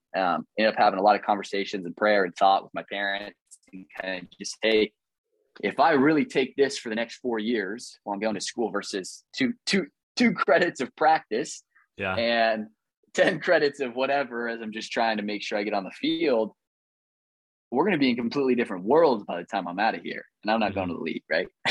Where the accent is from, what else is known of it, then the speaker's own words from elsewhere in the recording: Midwest, United States; You know, I'm from the Midwest.